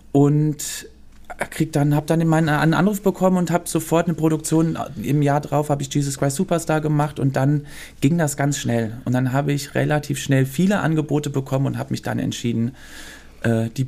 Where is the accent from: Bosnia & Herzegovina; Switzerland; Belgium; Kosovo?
Belgium; Brussels, Brussels-Capital Region; born there; also born or lived in Cologne, Germany; ich bin in Brüssel geboren